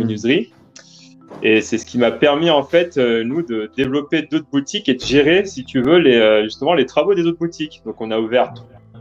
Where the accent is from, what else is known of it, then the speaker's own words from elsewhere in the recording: France; j'ai grandi essentiellement en France